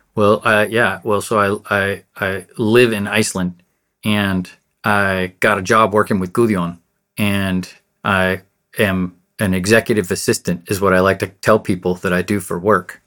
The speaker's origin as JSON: {"language": "English", "country": "United States", "said": "I've never really identified as American, but I know that I'm American"}